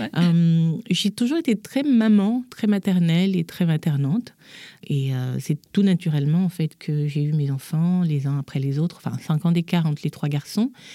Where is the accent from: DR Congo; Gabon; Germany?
Gabon; moved away as an adult; now in Paris, France; je suis née, j'ai grandi en Afrique, au Gabon